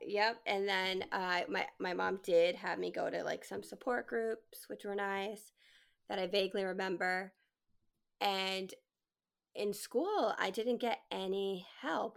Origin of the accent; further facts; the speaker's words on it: New England, United States; So I grew up in New England, born and raised